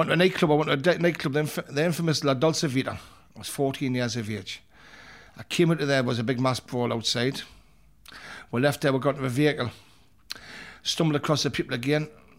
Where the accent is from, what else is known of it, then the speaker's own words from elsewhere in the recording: Newcastle upon Tyne, North East England, United Kingdom; I grew up in the West End of Newcastle, in Elswick. My dad was a barber boy, a variety of different occupations. Criminal come to mind. My mum was a civil servant. There was four brothers.